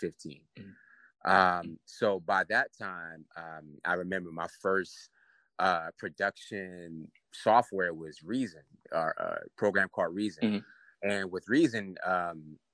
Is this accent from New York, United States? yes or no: yes; New York City, New York, United States; now in Atlanta, United States; I'm from Queens, New York. I currently live in Atlanta right now, but, you know, I'm from up top, man